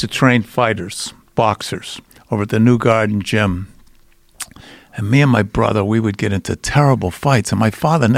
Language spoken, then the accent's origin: English; Boston, Massachusetts, United States; I grew up in Charlestown